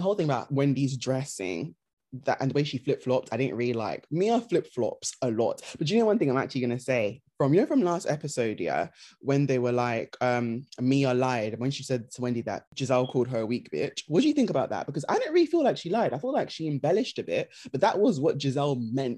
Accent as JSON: {"language": "English", "country": "Nigeria", "said": "because obviously her being Nigerian, us obviously being Nigerian, we did want to like her"}